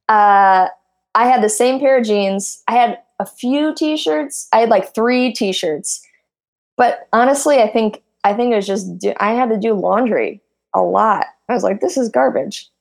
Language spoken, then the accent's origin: English; Midwest, United States; now in Silicon Valley, United States; I come from I'm from the Midwest.